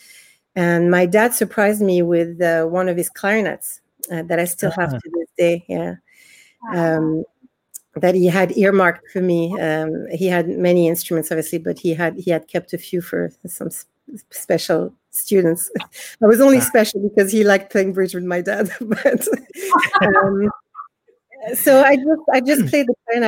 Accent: France; also born or lived in Israel; now in Dublin, Ireland; I was born in Israel, and we moved to France when I was about 6 years old

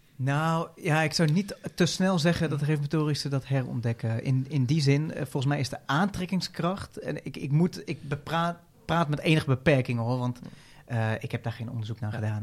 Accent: Veenendaal, Utrecht, Netherlands; ik kom uit Veenendaal

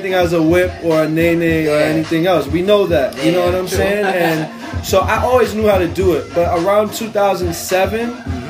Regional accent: New York City, New York, United States; Because I'm from Brooklyn. I'm from Bensonhurst. I lived there since I was born

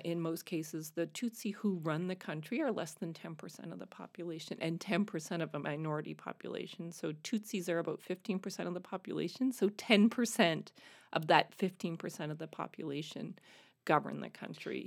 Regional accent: Canada; moved away as an adult; speaking French as a Canadian

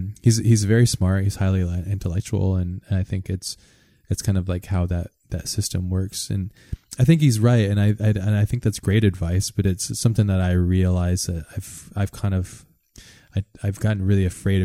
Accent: Hawaii, United States; growing up in Hawaii

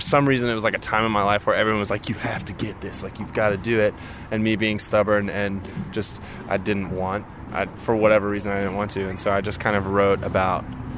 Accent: Alabama, United States; We're from Alabama, so our sound is kind of based around that Muscle Shoal type feeling

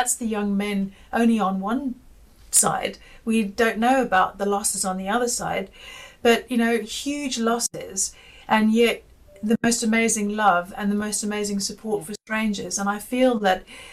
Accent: Zimbabwe; I grew up in Zimbabwe, and I all of my childhood basically was during the Rhodesian-Zimbabwean War.

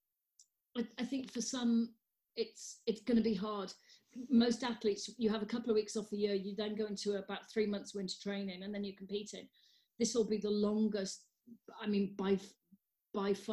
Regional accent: Wales, United Kingdom; I'm Welsh.

